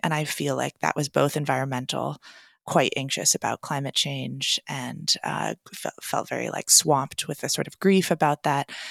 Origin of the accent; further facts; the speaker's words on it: Portland, Oregon, United States; I'm a writer and teacher based in my hometown of Portland, Oregon